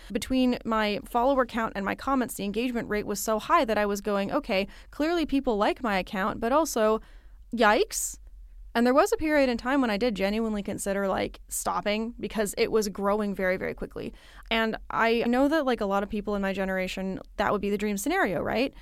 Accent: Midwest, United States; now in East Coast, United States; I live on the East Coast. I was born in the Midwest

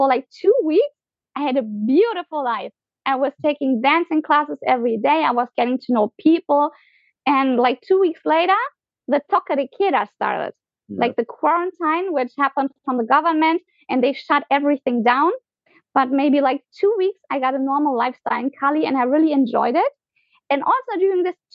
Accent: Germany; moved away as an adult; also born or lived in Argentina / Colombia; I was born in Germany. I was raised in Germany.

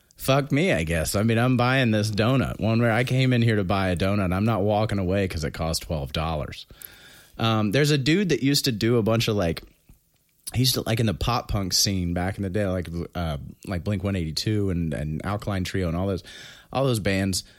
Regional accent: New Castle, Indiana, United States; moved away; also born or lived in Alexandria; I, uh, was born in Alexandria, but I was raised in Newcastle, Indiana

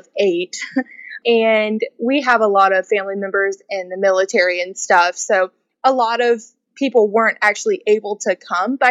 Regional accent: Charleston, South Carolina, United States; we're from the Charleston, South Carolina area

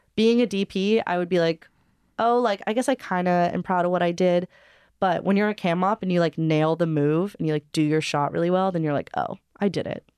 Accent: Hawaii, United States; I was born and raised in Hawaii, but both my parents are from L

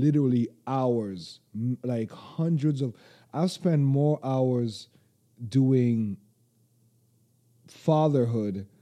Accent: St. Vincent & Grenadines; now in Toronto, Canada; where are you from? St. Vincent

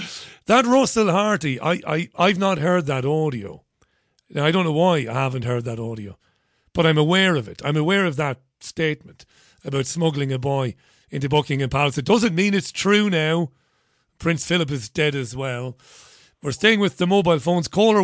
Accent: Waterford, Munster, Ireland; I knew some firefighters in my hometown of Waterford

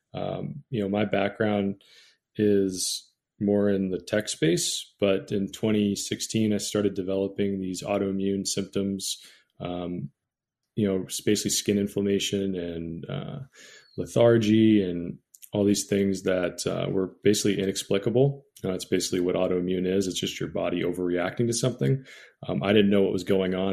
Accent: Bay Area, California, United States; I grew up in the Bay Area, which is the mecca of sourdough

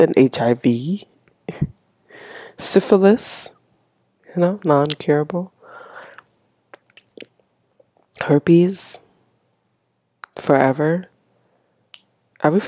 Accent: Haiti; English is a second language; now in United States; born and raised in Haiti

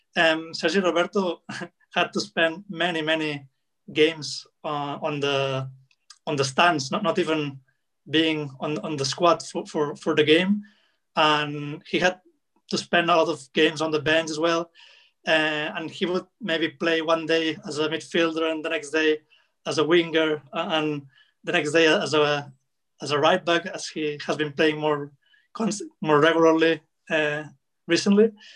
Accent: Barcelona, Catalonia, Spain; I was born in Barcelona, uh, 1992

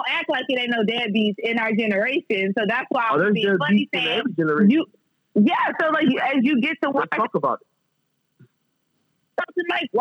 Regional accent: Texas, United States; now in Lafayette, United States; I'm originally from Texas

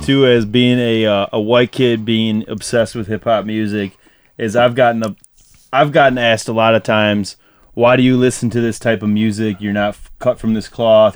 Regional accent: Dearborn, Michigan, United States; also born or lived in Canton, Michigan; I was I was born in Dearborn.

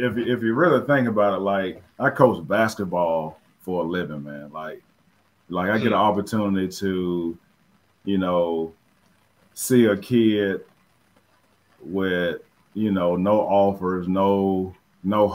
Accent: Phenix City, Alabama, United States; moved away as an adult; also born or lived in Jasper, Alabama / Rome, Georgia; I grew up in South Phoenix City in the project

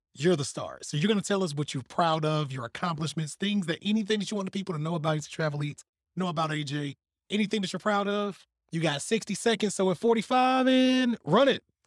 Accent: Selma, United States; I'm from Selma.

